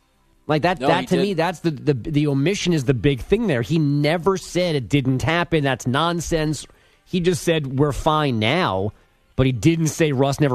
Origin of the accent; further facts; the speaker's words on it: Queens, New York, United States; New York, baby. Queens.